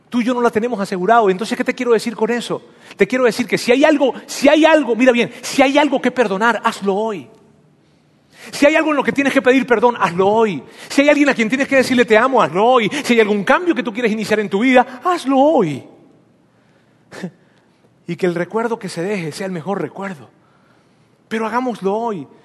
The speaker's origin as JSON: {"language": "Spanish", "country": "Mexico", "said": "Aquí todos somos mexicanos"}